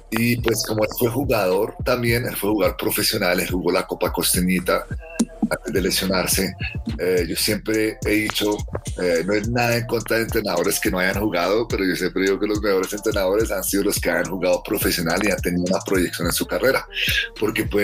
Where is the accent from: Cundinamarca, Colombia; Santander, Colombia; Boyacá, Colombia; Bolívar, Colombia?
Cundinamarca, Colombia; Zipaquirá; also born or lived in Bahrain; Mi mamá es colombiana de Popayán y mi papá es de Bahrein y yo nací en la isla, en el reino que se llama Bahrein, que queda en el Medio Oriente, entre Qatar y Saudi Arabia. Y em, yo nací allá y nosotros nos ubicamos aquí en Colombia en el 88 después de la guerra del Golfo. Y, y yo crecí en Zipaquirá